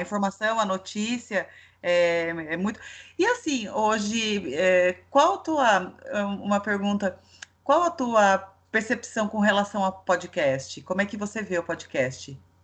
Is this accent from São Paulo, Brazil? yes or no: yes; Itatiba, São Paulo, Brazil; moved away as an adult; eu sou do interior, eu nasci em Itatiba